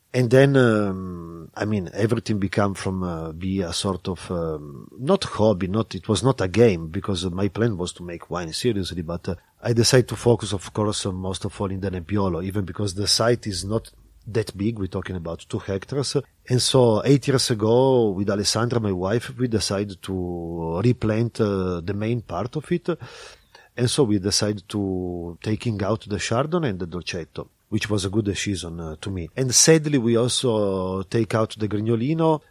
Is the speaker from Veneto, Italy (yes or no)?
no; Turin, Piedmont, Italy; also born or lived in Barbaresco; I grew up in Torino